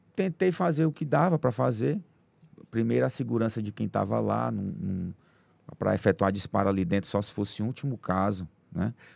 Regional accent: Teresina, Piauí, Brazil; sou aqui de Teresina

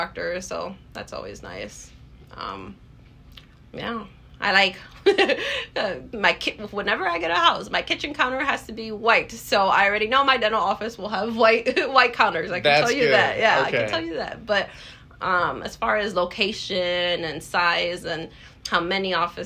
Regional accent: Illinois, United States; now in Wisconsin, United States; I'm from Illinois, but I live in Wisconsin

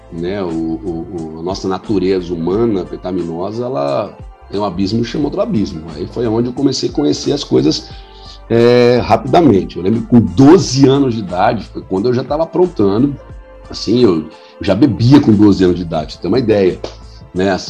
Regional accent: Campo Limpo Paulista, São Paulo, Brazil; eu falei, ó, sou de Campo Limpo Paulista, eu jogo amador lá, eu sou goleiro, jogo futebol de salão faz um tempo já.

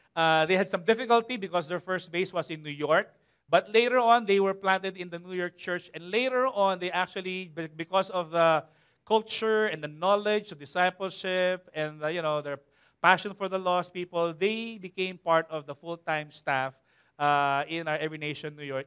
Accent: Philippines; as a Filipino nation, as a Filipino people

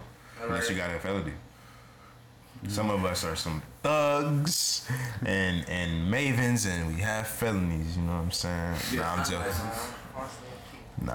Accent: Columbia, South Carolina, United States; now in Atlanta, United States; Look, I'm from the Met, bro.

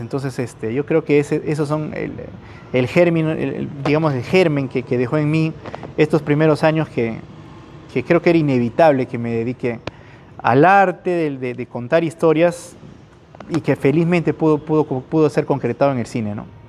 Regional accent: Iquitos, Loreto, Peru; Soy un chico de Iquitos

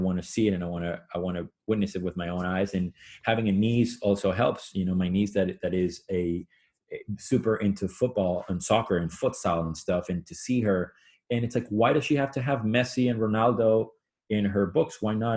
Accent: Venezuela; moved away; Where I grew up in Venezuela

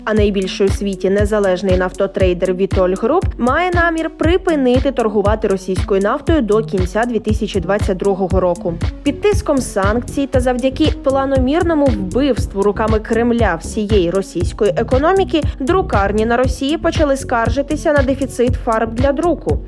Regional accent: Ukraine; Ми з України

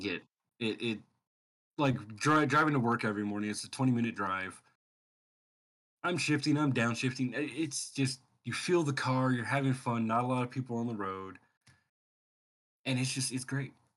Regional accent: Sacramento, California, United States; moved away as an adult; I moved out of Sacramento, where I had, that's my hometown, grew up, lived there, Sacramento, California

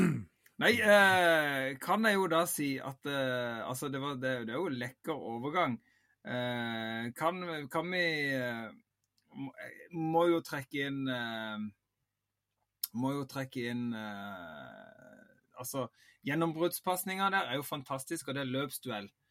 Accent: Vigeland, Agder, Norway; jeg er jo født og oppvokst på Vigeland

